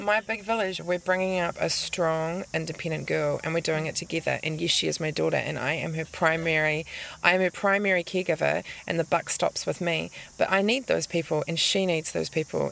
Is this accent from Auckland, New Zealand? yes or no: yes; Auckland, New Zealand; I grew up in Auckland